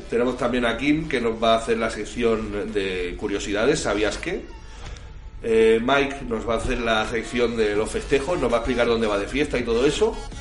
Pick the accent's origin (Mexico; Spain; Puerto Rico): Spain; Can Tusell, Catalonia; José Luis y yo, que somos nativos de Cantusel